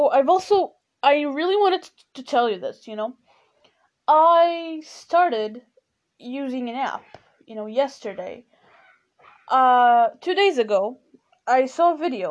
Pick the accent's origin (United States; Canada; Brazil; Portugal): Portugal; first language Portuguese; English is a second language; I'm Portuguese and my main, you know, my mother language is Portuguese